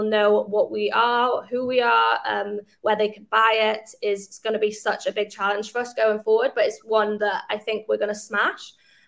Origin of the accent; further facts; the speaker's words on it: Wales, United Kingdom; we do also like celebrate the fact that we are from Wales, and it is a super amazing achievement from a company within such a kind of small country and a small city.